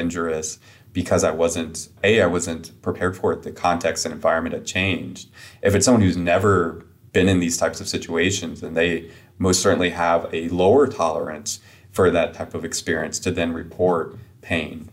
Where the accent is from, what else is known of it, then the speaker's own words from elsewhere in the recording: upstate South Carolina, United States; I'm from South Carolina, kind of a very rural area in upstate South Carolina